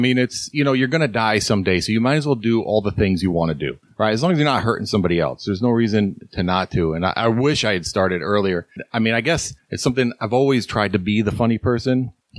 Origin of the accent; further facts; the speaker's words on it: Syracuse, New York, United States; moved away as an adult; Yeah, I grew up in Syracuse. Lived there all my life till I joined the Navy and bounced around, of course.